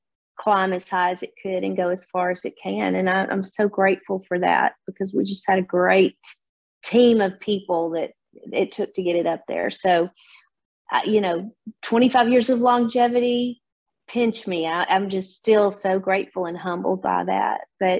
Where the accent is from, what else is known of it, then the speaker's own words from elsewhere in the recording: Nashville, Tennessee, United States; being a Nashville native, I'm born and raised in Nashville, and my dad was an A-list studio player and a producer.